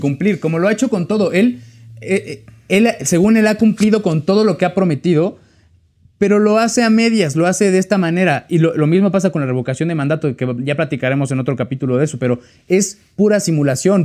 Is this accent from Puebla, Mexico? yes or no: no; State of Mexico, Mexico; yo soy del Estado de México